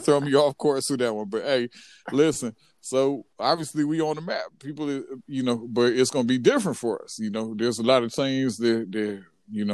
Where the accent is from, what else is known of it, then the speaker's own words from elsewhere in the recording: Richfield, Minnesota, United States; we're from Richfield right by Minneapolis